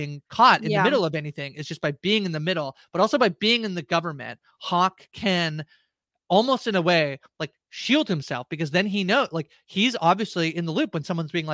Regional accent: Canada; as a Canadian

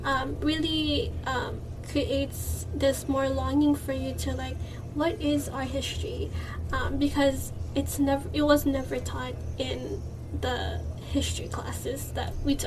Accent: Philippines; And I think as a Filipino, like, and even like the entire podcast, it was called Reclaiming Our Filipino Identity at first.

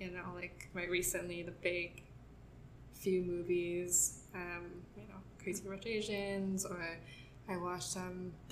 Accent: Taiwan; I've never felt viscerally unrepresented because I grew up in Taiwan I grew up around Taiwanese media a lot.

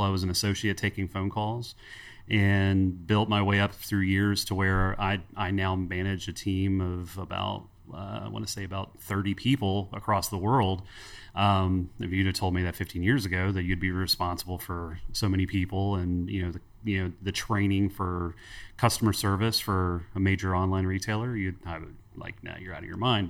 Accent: Cincinnati, Ohio, United States; moved away as an adult; also born or lived in Northern Kentucky; now in Huntington, United States; I grew up in Cincinnati, Ohio. The wife and I moved, uh, to Huntington, West Virginia about fifteen, sixteen years ago

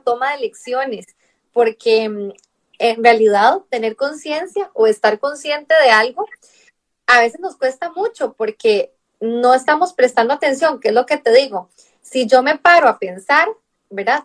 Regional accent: Costa Rica; moved away as an adult; now in Barcelona, Spain; Claro, de Costa Rica, soy de Costa Rica. Sí, claro, el acento es como diferente.

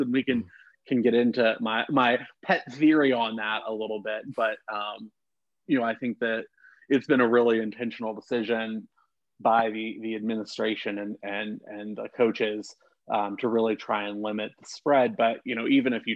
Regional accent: central West Virginia, United States; moved away as an adult; now in Arizona, United States; I grew up in West Virginia.

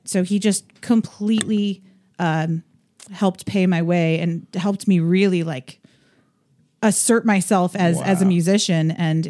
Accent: Scranton, Pennsylvania, United States; moved away; I was born in Scranton, Pennsylvania.

